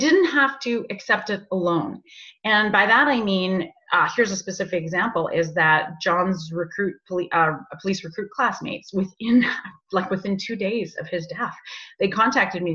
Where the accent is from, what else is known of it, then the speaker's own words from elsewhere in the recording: Canada; we lived in Canada. We're Canadian.